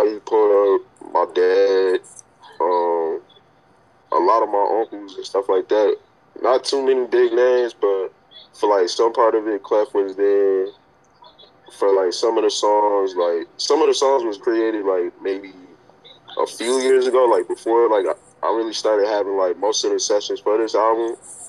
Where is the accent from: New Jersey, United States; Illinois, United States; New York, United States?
New York, United States; accent: mixed New York and Southern; because I'm from New York and I'm from down south, like, I sort of mixed it up. Because, like, a lot of people, like, even when I talk, like, some people will say, like, yeah, accent is, like, mixed up.